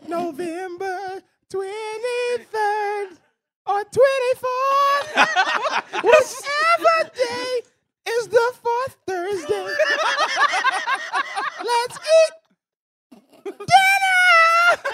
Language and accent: English; Mississippi, United States; I'm from Mississippi, and his great-great-grandfather used to date a girl who was.